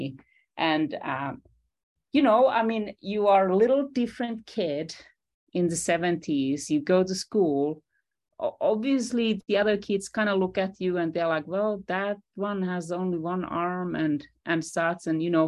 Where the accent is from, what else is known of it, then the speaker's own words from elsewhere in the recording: Finland; I'm a 70s kid growing up in Finland